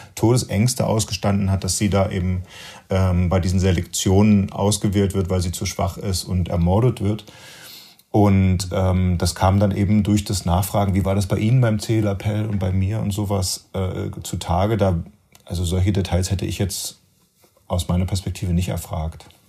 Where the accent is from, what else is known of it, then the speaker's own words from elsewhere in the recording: Germany; als Deutscher und als Nachgeborener